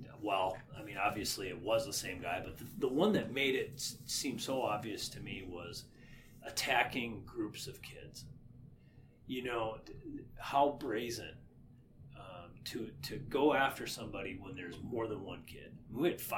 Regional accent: about 18 miles from St. Joseph, Minnesota, United States; St. Joseph, Minnesota, which is about 18 miles from my hometown

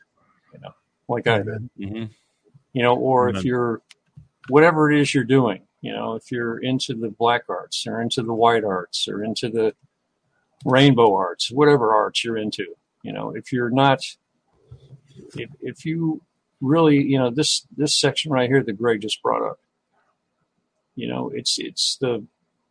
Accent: United States; as an American

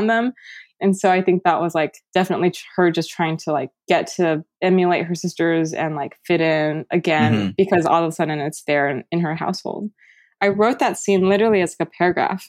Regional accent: United States; I resented being Taiwanese American

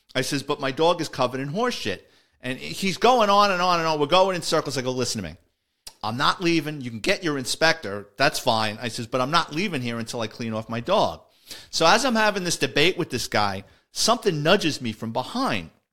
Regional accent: New York City, New York, United States; as a kid growing up in the Bronx

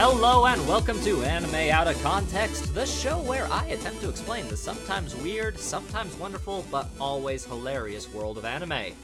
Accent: United States; We are American

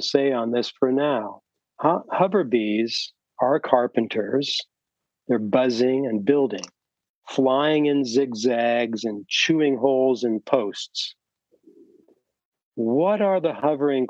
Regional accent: the Northwest, Pacific Northwest, United States; moved away; also born or lived in Bay Area, California; I've experienced a lot of things growing up in the Northwest

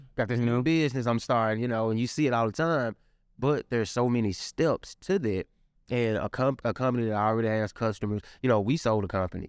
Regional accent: Memphis, Tennessee, United States; I'm from the Mound

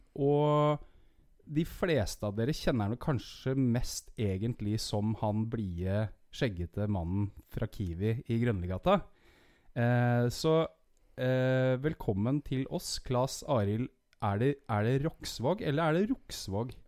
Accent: Horten, Vestfold, Norway; født og oppvokst i Horten

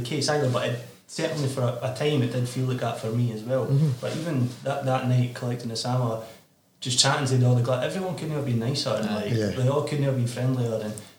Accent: West Lothian, Scotland, United Kingdom; because we're from West Lothian, so you kind of, maybe no, but we kind of feel like outsiders to an extent to the entire Scottish music industry

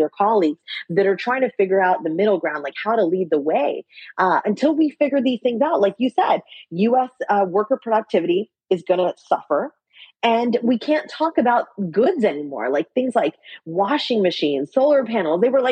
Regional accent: West Virginia, United States; I grew up in West Virginia at a time where the state was pretty purple.

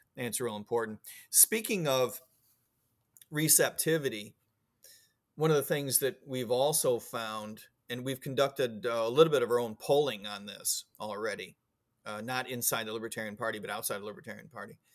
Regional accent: Illinois, United States; also born or lived in Florida; now in Virginia, United States; I grew up in Il, Illinois

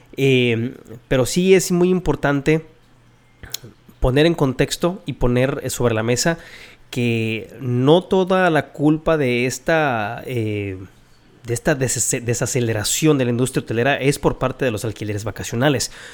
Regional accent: Mexico

